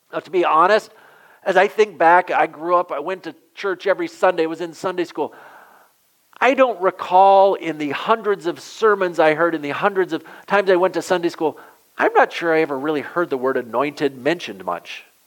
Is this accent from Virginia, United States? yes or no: no; southwestern Michigan, United States; also born or lived in Massachusetts; I grew up in southwestern Michigan